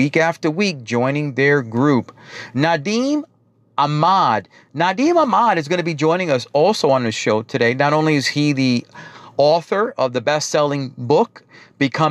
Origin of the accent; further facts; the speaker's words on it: New York, United States; accent: New York; they pick up my New York accent right away